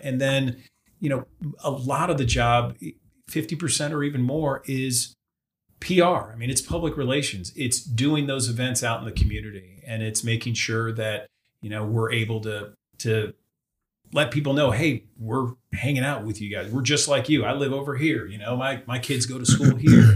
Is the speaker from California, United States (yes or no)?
no; Boca Raton, Florida, United States; moved away; I grew up in South Florida